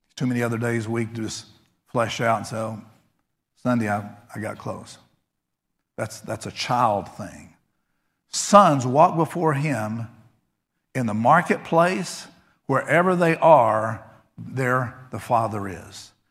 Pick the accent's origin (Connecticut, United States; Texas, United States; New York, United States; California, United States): Texas, United States; I grew up in Texas